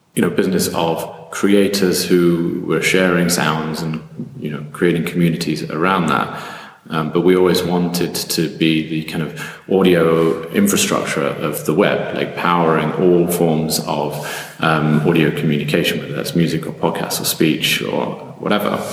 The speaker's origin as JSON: {"language": "English", "country": "United Kingdom", "moved": "as an adult", "lives_now": "Berlin, Germany", "said": "I'm originally British, but I've ended up here in Berlin for the last eight years."}